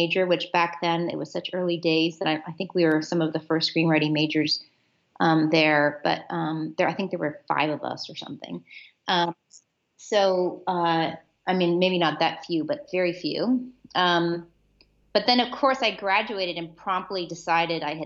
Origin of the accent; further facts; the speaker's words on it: Warren, Ohio, United States; My childhood was in Ohio in a little town called Warren, which is about an hour or so south of Cleveland, right on the Pennsylvania border.